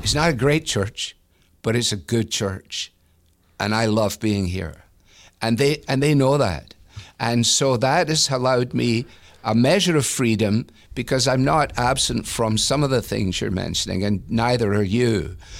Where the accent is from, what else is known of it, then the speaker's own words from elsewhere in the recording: Glasgow, Scotland, United Kingdom; moved away as an adult; now in Cleveland, United States; I came from Glasgow